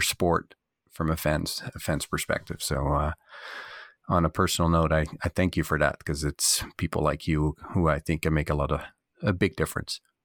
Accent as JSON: {"language": "English", "country": "Canada", "said": "as a Canadian"}